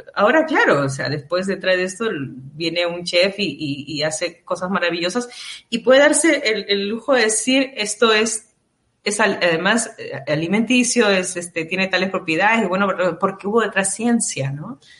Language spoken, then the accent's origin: Spanish; Peru; nosotros como peruanos